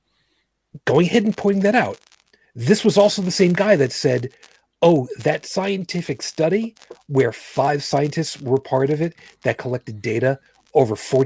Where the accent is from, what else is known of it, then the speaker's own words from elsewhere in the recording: New York City, New York, United States; moved away; I'm originally from Brooklyn